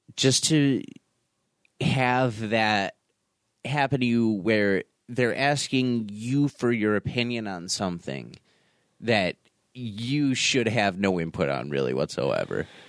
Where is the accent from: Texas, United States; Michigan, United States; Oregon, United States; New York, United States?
New York, United States; North Tonawanda; I'm a kid from North Tonawanda